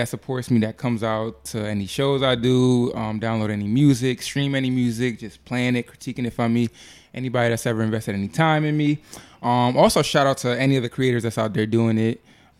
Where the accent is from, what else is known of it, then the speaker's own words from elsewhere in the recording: Niagara Falls, New York, United States; moved away as an adult; now in New York City, United States; I'm not from here. So at first for me, Times Square was like a staple of like, damn, I'm in New York. I've been living here going on 6 years now.